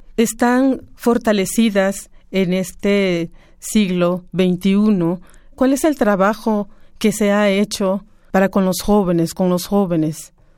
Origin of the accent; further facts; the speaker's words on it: Campeche, Mexico; soy maya de Campeche